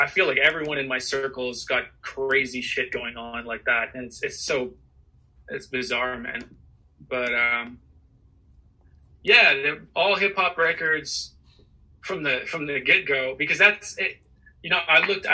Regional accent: Kitchener, Ontario, Canada; when I grew up in Kitchener, I mean, Kitchener is like a very interesting place.

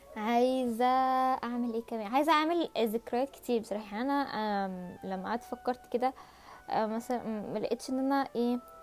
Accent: Egypt

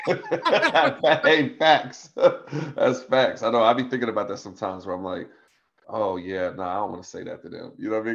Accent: Tazewell, Virginia, United States; I'm from Tazewell, Virginia, which is in the middle of the Appalachian Mountains of Virginia, down in the Southwest Hills.

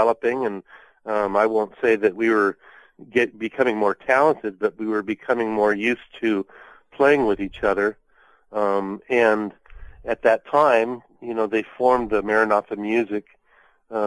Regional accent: Pomona Valley, California, United States; growing up in Pomona Valley, Pete Jacobs had a jazz band, and he had a quartet called the Pete Jacobs Jazz Quartet, and they actually played at the senior prom of the high school I was going to.

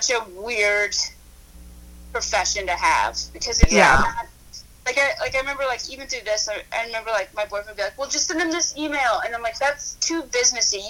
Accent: Louisville, Kentucky, United States; I'm from Louisville, so I would go to the Derby, like, every year

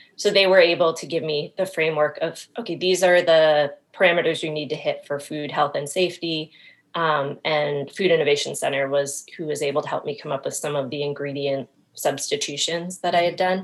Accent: Maine, United States; moved away; I'm originally from Maine

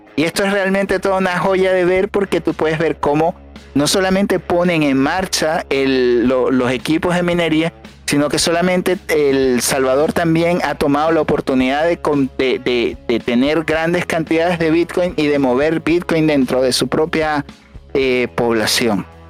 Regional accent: Venezuela; moved away; nosotros los venezolanos

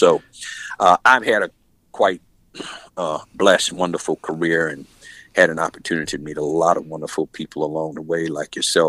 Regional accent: Pensacola, Florida, United States; moved away as an adult; also born or lived in Tallahassee, Florida / Orlando, Florida / Miami, Florida / Ohio; I'm from Pensacola, Florida. I'm retired. I'm back home now.

